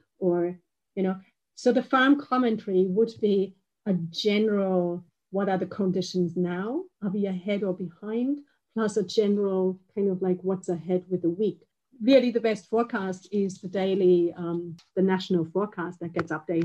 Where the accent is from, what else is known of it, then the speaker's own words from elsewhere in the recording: Bavaria, Germany; I'm from Bavaria, and we have hail insurance for the crops